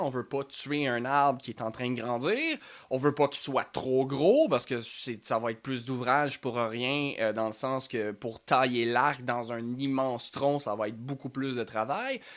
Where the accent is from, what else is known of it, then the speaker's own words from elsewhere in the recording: Lanaudière, Quebec, Canada; j'ai grandi dans la Nadière